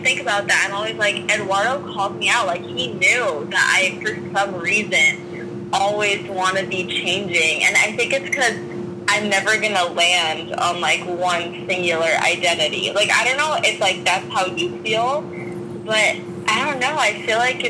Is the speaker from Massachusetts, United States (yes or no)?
yes; Worcester, Massachusetts, United States; now in California, United States; I'm originally from Worcester, Massachusetts